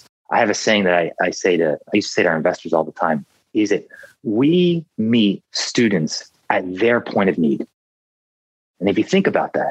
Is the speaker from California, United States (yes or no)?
no; Philadelphia, Pennsylvania, United States; I grew up in Philadelphia